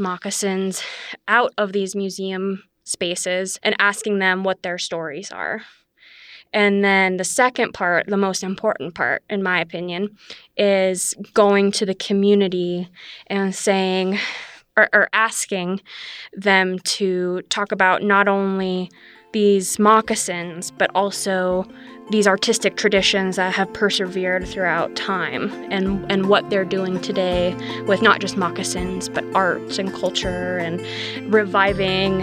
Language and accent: English; Laurel, Montana, United States; I grew up in Laurel, Montana, on the eastern side of the state.